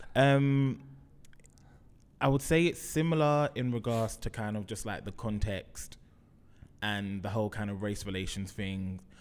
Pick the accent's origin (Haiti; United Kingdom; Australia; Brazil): United Kingdom; London; Grew up in Brixton, went to school in Brixton